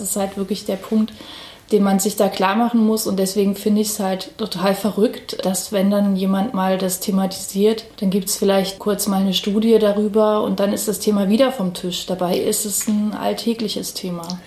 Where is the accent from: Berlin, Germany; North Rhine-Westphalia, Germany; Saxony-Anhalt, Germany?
Saxony-Anhalt, Germany; Halle; ich bin selber tatsächlich auch in Halle äh, aufgewachsen auf der Silberhöhe